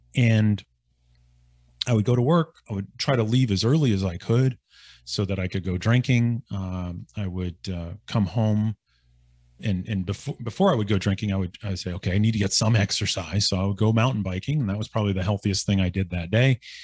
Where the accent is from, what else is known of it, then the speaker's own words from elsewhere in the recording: Northeastern Ohio, United States; moved away; my hometown